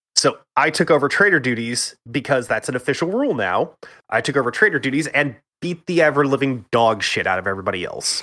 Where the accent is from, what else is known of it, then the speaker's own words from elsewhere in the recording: Texas, United States; I'm from Texas.